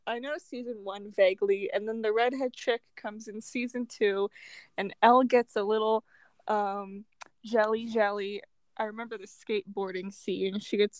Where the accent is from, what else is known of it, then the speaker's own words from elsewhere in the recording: United States; Yes, I am American and annoying.